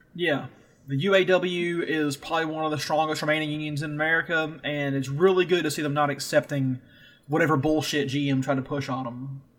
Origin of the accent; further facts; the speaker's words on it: the South, United States; I'm from the South. We're all from the South